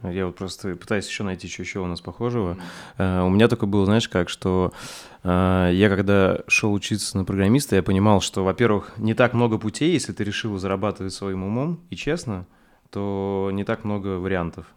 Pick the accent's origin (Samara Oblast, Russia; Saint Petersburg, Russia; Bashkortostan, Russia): Saint Petersburg, Russia; и там я из Рыбацкого